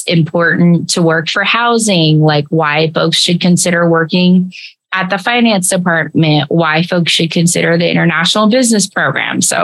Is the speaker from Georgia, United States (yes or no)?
no; Tacoma, Washington, United States; I grew up in Tacoma. So I grew up in Tacoma